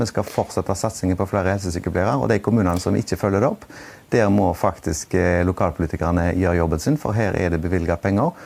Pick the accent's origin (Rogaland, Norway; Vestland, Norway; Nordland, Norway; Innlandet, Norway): Rogaland, Norway; Haugesund; en skole i min hjemby Haugesund